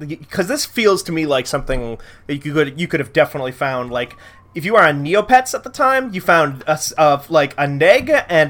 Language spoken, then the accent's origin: English; North Dakota, United States; my home state of North Dakota